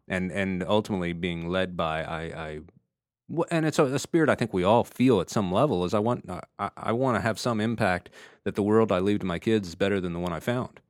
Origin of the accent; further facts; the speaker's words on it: the South, United States; I grew up in the South